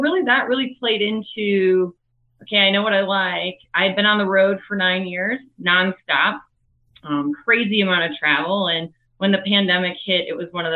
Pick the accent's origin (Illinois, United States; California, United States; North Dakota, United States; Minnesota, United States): Minnesota, United States; Minneapolis; I'm originally from Minneapolis, Minnesota